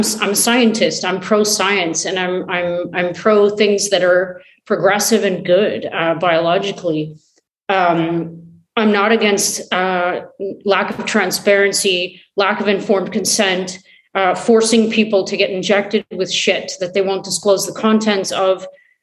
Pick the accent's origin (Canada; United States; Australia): Canada; I'm Canadian